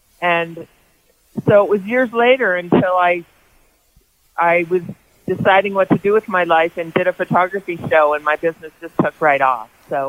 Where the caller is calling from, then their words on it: Boulder, Colorado, United States; In Boulder at my home.